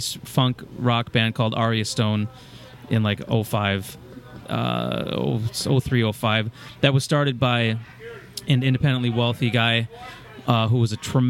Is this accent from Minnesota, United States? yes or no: yes; Anoka, Minnesota, United States; I'm from Anoka, Minnesota. I grew up in Anoka, right up the road, basically, 20 minutes